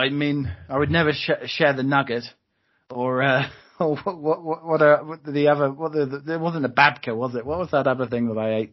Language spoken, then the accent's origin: English; Croydon, London, United Kingdom; we're both from Croydon as well